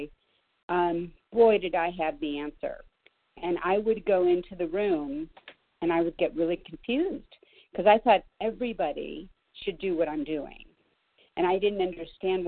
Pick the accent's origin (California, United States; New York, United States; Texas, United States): California, United States; Los Angeles; I grew up in Los Angeles